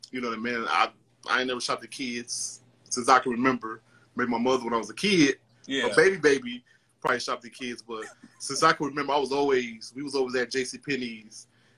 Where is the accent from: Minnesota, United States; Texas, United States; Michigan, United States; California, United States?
Michigan, United States; Detroit; also born or lived in New York; Well, I grew up in Detroit. I was born in New York, but I was raised here in Detroit.